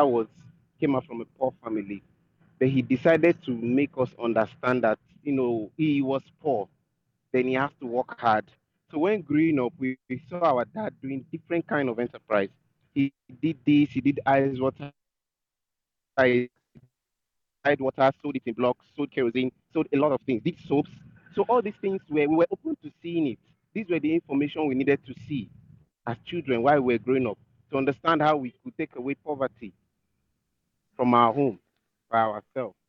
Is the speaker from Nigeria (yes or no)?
yes; Nigeria; I'm a Nigerian